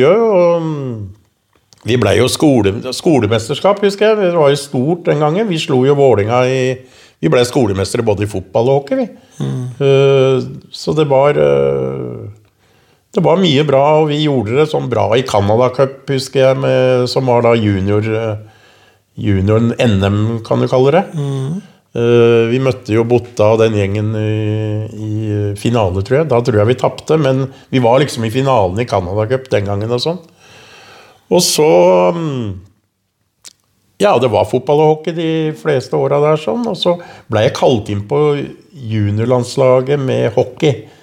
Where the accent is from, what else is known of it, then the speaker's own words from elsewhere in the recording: Oslo, Norway; Lammerset var jo den første drabantbyen. Det var veldig mye unge, vi var mye aktivitet. Jeg spilte jo håndball for Bekkelaget, fotball eh, og hockey for